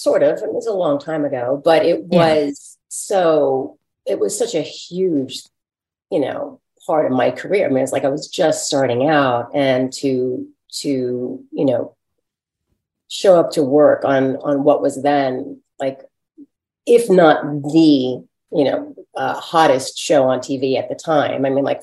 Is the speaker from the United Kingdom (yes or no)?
no; New York, United States; I'm from New York and I've been around and I can handle it, whatever.